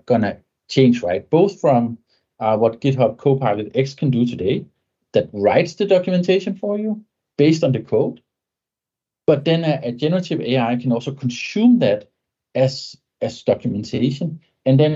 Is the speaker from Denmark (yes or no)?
yes; Denmark; first language Danish; English is a second language; So my native tongue is Danish, but my business language is English.